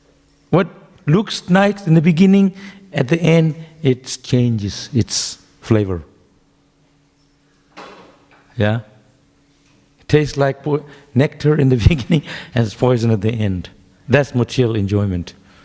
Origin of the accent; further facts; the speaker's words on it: Shantipur, West Bengal, India; born there; Why I was born in Shantipur. You heard of Shantipur? It's near Mayapur.